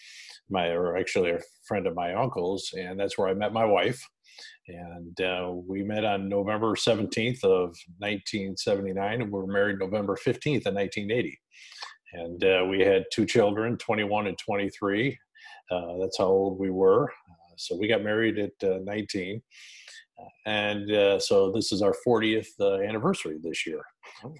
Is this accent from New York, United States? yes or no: yes; Rochester, New York, United States; moved away as an adult; also born or lived in West Dundee, Illinois; I was born and raised in Rochester, New York, and when I graduated in '79 from high school